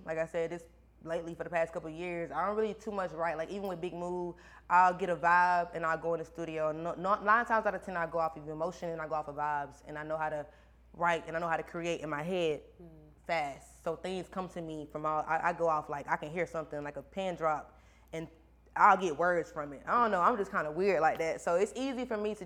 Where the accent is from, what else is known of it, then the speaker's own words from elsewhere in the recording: Baxley, Georgia, United States; my hometown, Baxley